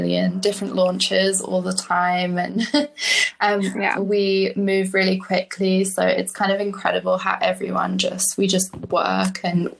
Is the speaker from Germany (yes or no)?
no; London, United Kingdom; moved away as an adult; now in United States; I am originally from London. I moved to the States when I was 21, and I've been here ever since.